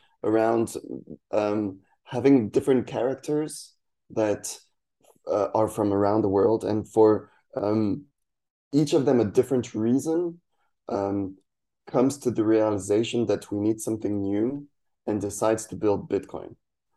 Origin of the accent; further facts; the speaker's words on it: Poland; English is a second language; also born or lived in France; So I'm French and Spanish, half half. But I grew up in Poland. I've lived between France and Poland kind of on and off, but mostly Poland